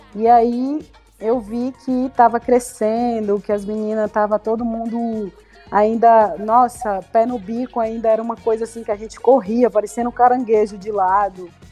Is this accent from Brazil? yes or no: yes; Bahia, Brazil; a gente é daqui da, do Nordeste, né, da Bahia, do Nordeste